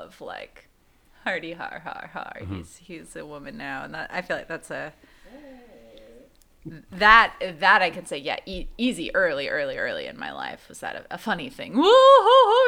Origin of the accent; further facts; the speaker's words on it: near San Francisco, California, United States; I grew up near San Francisco